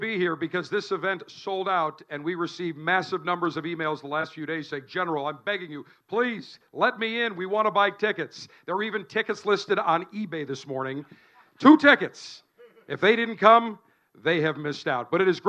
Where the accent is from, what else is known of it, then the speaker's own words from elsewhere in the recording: Buffalo, New York, United States; moved away; my hometown of Buffalo, New York